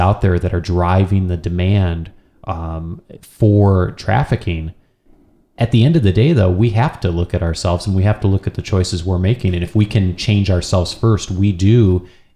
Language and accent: English; United States; as an American